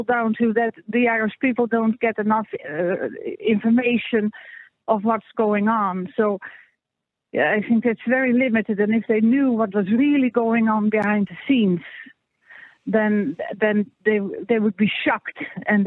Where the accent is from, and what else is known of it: Netherlands; now in Ireland